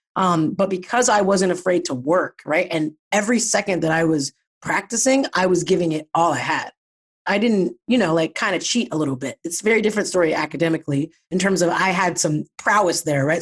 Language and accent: English; Pickerington, Ohio, United States; moved away as an adult; I'm from Ohio. I grew up in Ohio, um, a little suburb of Columbus called Pickerington.